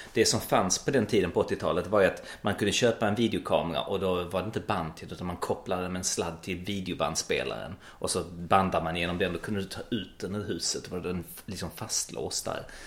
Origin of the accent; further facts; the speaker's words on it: Malmö, Skåne, Sweden; also born or lived in Växjö / Gothenburg / Stockholm; jag är född uppvuxen i Malmö